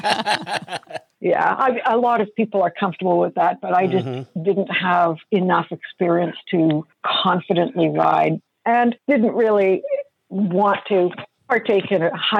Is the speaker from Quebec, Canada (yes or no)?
no; British Columbia, Canada; I'm from British Columbia in Canada, which is pretty much as far from Florida as you can get on the continent